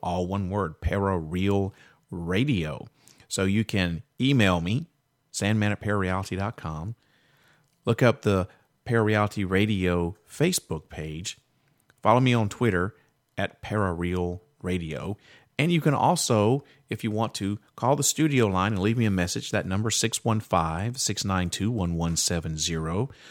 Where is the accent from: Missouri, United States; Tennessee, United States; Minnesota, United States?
Tennessee, United States; Nashville; the Nashville area, which you know is my hometown